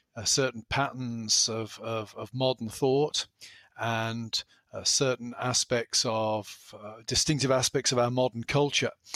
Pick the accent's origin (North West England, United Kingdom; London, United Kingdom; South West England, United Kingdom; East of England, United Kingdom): South West England, United Kingdom; moved away as an adult; now in Pennsylvania, United States; I grew up in the west country of England